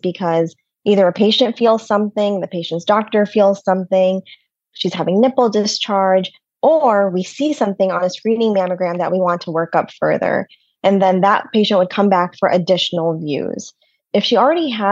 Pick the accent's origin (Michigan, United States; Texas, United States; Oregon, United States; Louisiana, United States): Michigan, United States; moved away as an adult; also born or lived in Boston; now in New York City, United States; I grew up in Michigan in the middle of nowhere